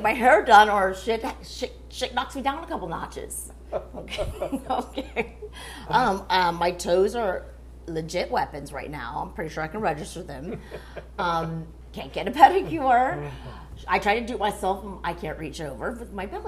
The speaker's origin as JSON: {"language": "English", "town": "Miami", "region": "Florida", "country": "United States", "said": "I'm from Miami"}